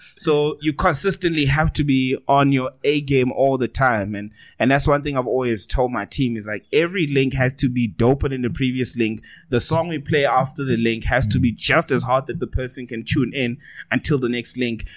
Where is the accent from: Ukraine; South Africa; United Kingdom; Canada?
South Africa; accent: South African